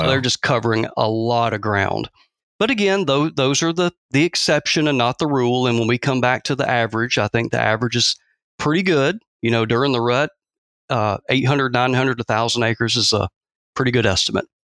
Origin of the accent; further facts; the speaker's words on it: Athens, Georgia, United States; moved away as an adult; also born or lived in South Texas; now in Mississippi, United States; born and raised in Georgia, or, uh, around Athens, Georgia